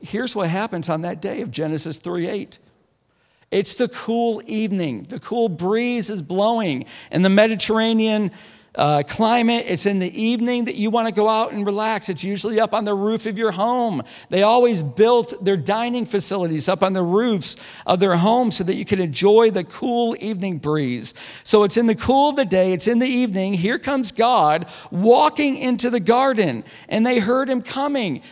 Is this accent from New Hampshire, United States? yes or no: no; DeRuyter, New York, United States; moved away; I grew up outside of Syracuse, about twenty-five minutes, in a little town called DeRider